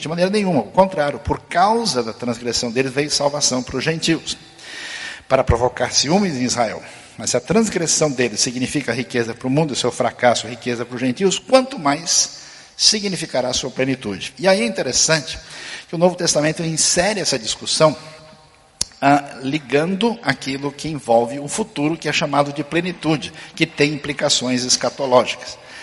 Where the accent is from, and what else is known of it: Brazil